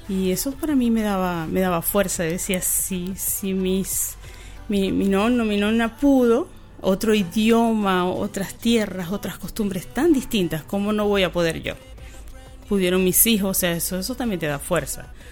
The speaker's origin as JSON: {"language": "Spanish", "country": "Venezuela", "moved": "as an adult", "lives_now": "Chile", "said": "yo soy una venezolana recién llegada acá a Chile."}